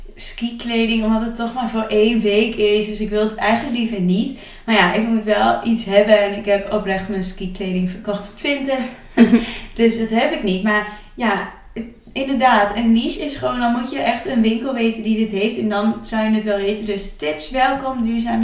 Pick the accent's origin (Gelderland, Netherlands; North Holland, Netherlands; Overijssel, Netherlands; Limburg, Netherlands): Overijssel, Netherlands; Twente; accent: Twents; mijn Twents accent